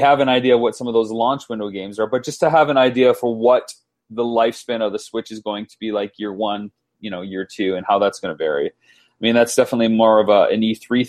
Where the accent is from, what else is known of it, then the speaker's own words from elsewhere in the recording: London, Ontario, Canada; my hometown of London, Ontario, Canada